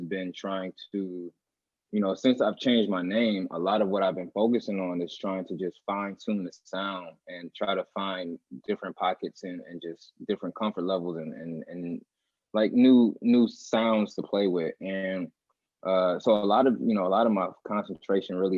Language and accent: English; Milwaukee, Wisconsin, United States; also born or lived in Minneapolis, Minnesota; I've been here in Milwaukee since I was six years old. So, you know, I wasn't born here, but I was raised here for sure